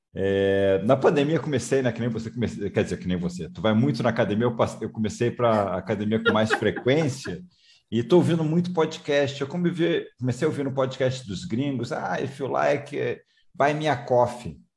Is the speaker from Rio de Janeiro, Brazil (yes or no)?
yes; Rio de Janeiro, Brazil; moved away; Eu também sou é... carioca, estou morando fora do Rio de Janeiro, mas sou carioca